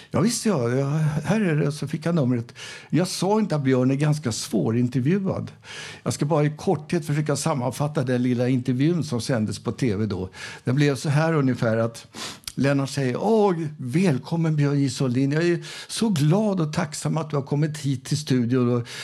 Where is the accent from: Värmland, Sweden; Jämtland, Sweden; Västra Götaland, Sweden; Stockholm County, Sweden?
Värmland, Sweden; Arvika; Jag kommer ju själv från Arvika